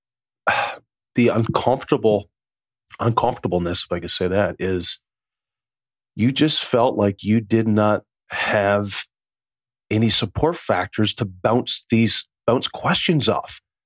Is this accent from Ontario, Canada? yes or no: no; Newfoundland and Labrador, Canada; I'm from a small little island off the east coast of Canada called Newfoundland